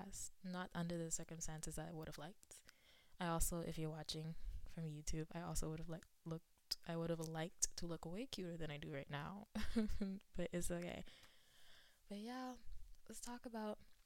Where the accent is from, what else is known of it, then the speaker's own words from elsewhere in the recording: Nassau, New Providence, Bahamas; moved away as an adult; now in Tennessee, United States; I was raised in Nassau, Bahamas. And I have lived in Tennessee since July of 2013.